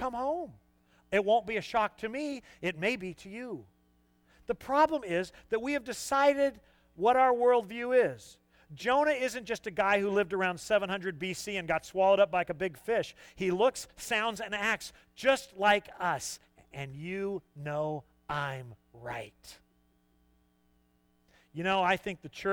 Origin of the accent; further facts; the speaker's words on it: Southern California, United States; moved away; I'm not a Yankee. I'm from Southern California.